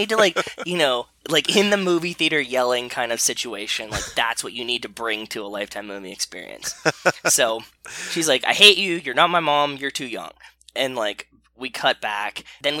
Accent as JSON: {"language": "English", "town": "Pittsburgh", "region": "Pennsylvania", "country": "United States", "tie": "born or raised there", "said": "I lived in Pittsburgh. I grew up in Pittsburgh."}